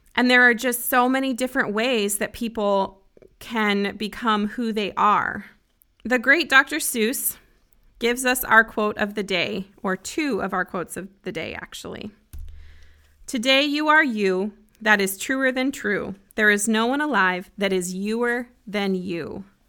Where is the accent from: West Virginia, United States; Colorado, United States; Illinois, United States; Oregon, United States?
Colorado, United States; Broomfield; moved away as an adult; also born or lived in Grand Junction, Colorado; now in Nashville, United States; I grew up in a city called Broomfield, just north of Denver.